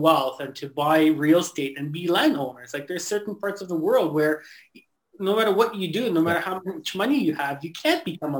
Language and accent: English; Canada; English is a second language; I came to Canada when I was 7 years old. I actually remember immigrating here and that whole process.